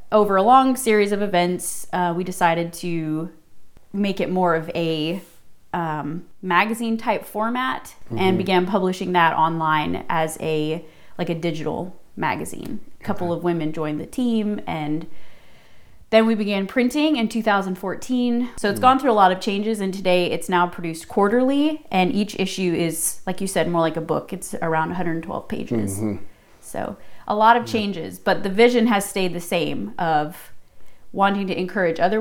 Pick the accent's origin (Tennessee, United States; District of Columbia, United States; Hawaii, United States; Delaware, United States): Tennessee, United States; moved away as an adult; now in South Boston, Virginia, United States; I grew up in Tennessee for 17 years of my life, lived there